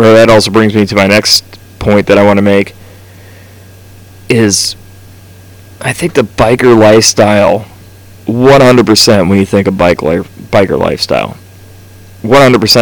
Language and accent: English; United States; we are from America